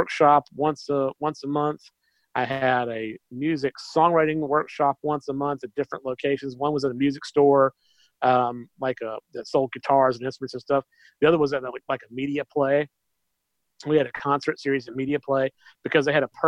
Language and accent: English; Macon, Georgia, United States; my hometown